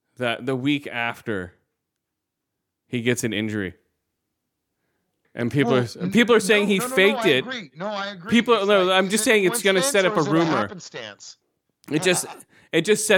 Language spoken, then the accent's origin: English; San Francisco, California, United States; we grew up in San Francisco